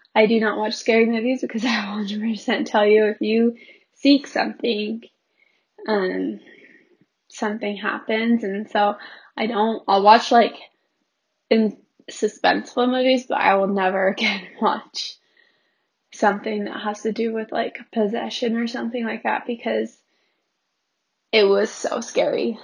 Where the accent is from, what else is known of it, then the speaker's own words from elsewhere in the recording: Pleasant Grove, Utah, United States; I grew up in Pleasant Grove, Utah